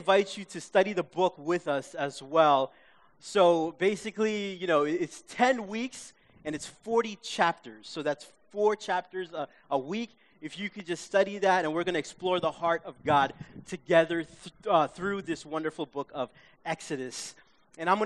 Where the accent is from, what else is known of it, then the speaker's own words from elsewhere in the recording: New York City, New York, United States; growing up in my hometown of Queens, we watched PBS.